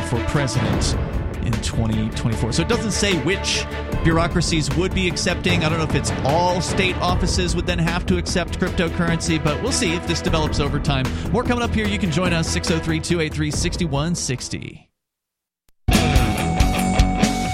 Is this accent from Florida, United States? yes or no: yes; Florida, United States; moved away; also born or lived in New Hampshire; I'm from Florida